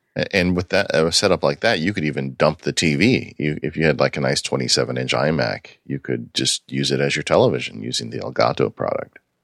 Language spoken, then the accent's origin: English; California, United States; growing up in California, it was really hard for me when I was a kid